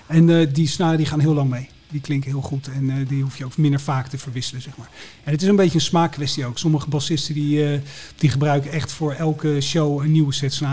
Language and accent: Dutch; Enschede, Overijssel, Netherlands; born there; Ik ben geboren in Enschede.